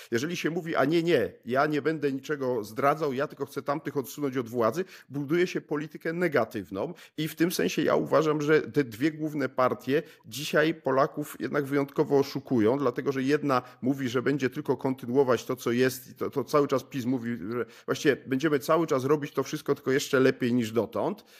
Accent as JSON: {"language": "Polish", "country": "Poland"}